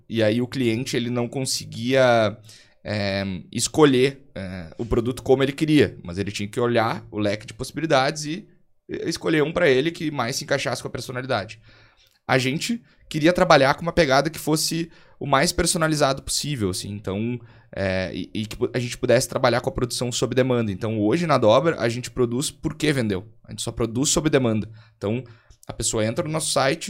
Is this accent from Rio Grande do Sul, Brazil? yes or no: yes; Montenegro, Rio Grande do Sul, Brazil; sou eu aqui de Montenegro, é uma cidade de 70 mil habitantes, mais ou menos, aqui no, no interior do Rio Grande do Sul